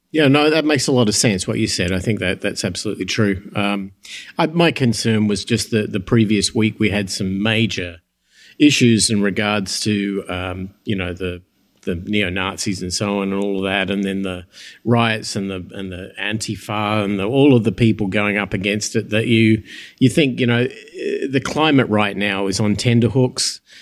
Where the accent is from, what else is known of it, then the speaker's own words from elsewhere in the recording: United States; my hometown here